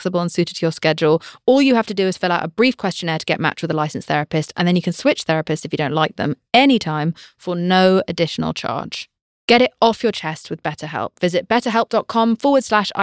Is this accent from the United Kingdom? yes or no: yes; United Kingdom; I'm British.